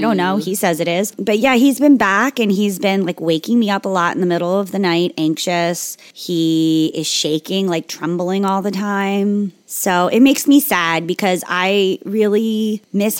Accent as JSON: {"language": "English", "town": "Margate City", "region": "New Jersey", "country": "United States", "tie": "born or raised there", "moved": "yes", "said": "We've been spending so much time in Margate, my hometown, with my mom"}